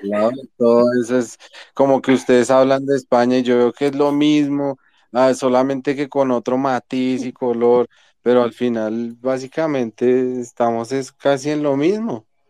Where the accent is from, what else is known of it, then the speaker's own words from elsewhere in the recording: Colombia; yo soy de Colombia